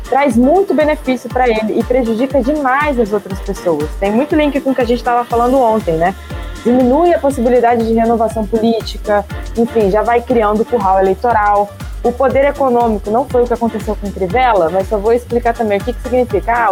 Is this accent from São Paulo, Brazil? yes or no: no; Rio de Janeiro, Brazil; não estou pedindo nem como político, estou pedindo nem como pai, estou pedindo como carioca.